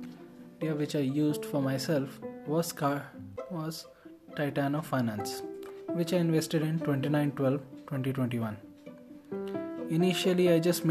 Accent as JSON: {"language": "English", "country": "India", "said": "as an Indian"}